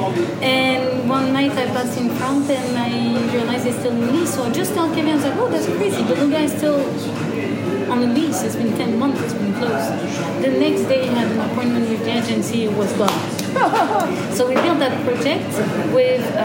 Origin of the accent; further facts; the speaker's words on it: Gers, Occitania, France; moved away as an adult; also born or lived in Agen / Birmingham / Switzerland / United States; I'm from the département Gers. I was born in Agen